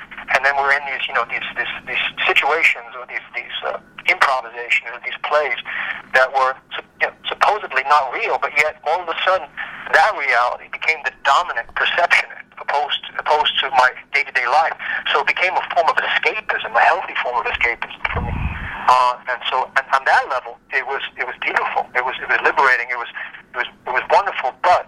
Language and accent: English; New York City, New York, United States; moved away; I was born in Brooklyn. I was born in Coney Island Hospital in 1963